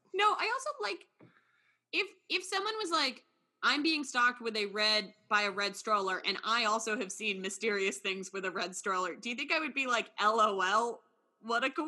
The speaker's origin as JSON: {"language": "English", "region": "New York", "country": "United States", "said": "me as a New Yorker"}